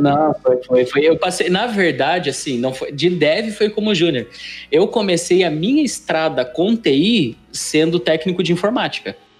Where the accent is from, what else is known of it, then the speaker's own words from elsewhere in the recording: Curitiba, Paraná, Brazil; eu sou criado no Boqueirão, né? Então a minha infância foi ali